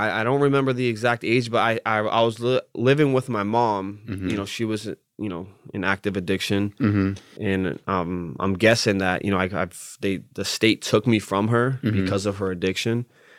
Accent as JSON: {"language": "English", "town": "Lowell", "region": "Massachusetts", "country": "United States", "tie": "born or raised there", "said": "I grew up in Lowell, Massachusetts."}